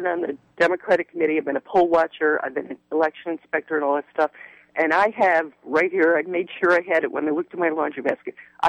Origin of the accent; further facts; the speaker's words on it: Oak Park, Illinois, United States; moved away; where I'm really from is Oak Park, Illinois, and that's just a few miles from where Hillary Clinton grew up.